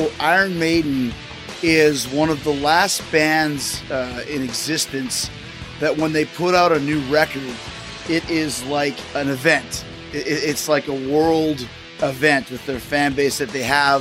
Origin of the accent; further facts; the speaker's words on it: Canada; growing up in Canada